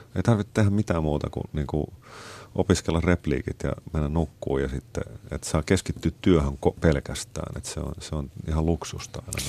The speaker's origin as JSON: {"language": "Finnish", "town": "Helsinki", "region": "Uusimaa", "country": "Finland", "moved": "as an adult", "lives_now": "Stockholm, Sweden", "said": "mä olen helsinkiläinen ja mä, mä viihdyn siinä"}